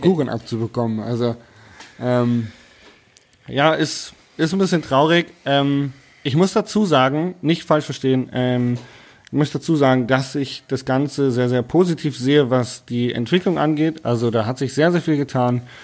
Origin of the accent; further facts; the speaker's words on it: Hanover, Lower Saxony, Germany; now in Bavaria, Germany; Also ich bin ja eigentlich ursprünglich Hannoveraner